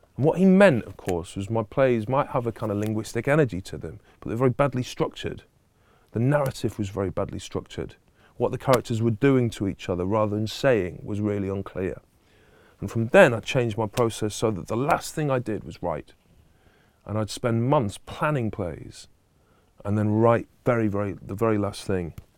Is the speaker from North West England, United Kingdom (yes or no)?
yes; Stockport, North West England, United Kingdom; a girl from Stockport, which is my hometown, a suburb of Manchester